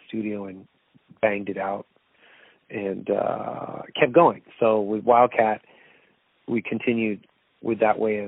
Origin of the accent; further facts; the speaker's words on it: Toronto, Ontario, Canada; Toronto's my hometown